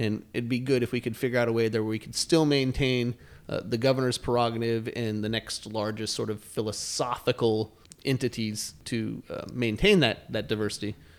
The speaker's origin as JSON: {"language": "English", "town": "Flagstaff", "region": "Arizona", "country": "United States", "tie": "born or raised there", "said": "I ran for city council when I was nineteen years old in my hometown of Flagstaff, Arizona."}